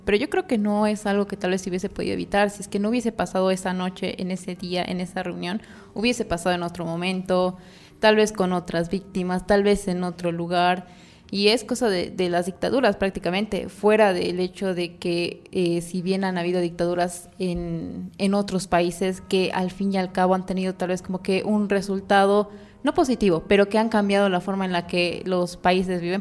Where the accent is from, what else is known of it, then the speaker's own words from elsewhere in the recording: Bolivia; como bolivianos